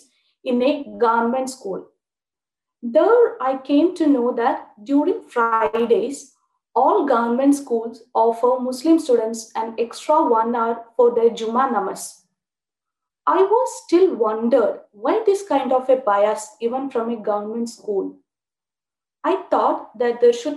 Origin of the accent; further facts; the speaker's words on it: Thrissur, Kerala, India; I'm from Thrissur, Kerala. I too was born into an Orthodox Brahmin family